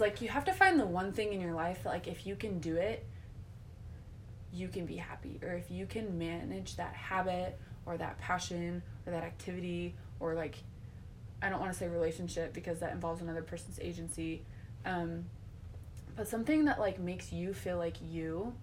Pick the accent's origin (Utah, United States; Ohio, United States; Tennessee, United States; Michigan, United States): Utah, United States; growing up in Utah County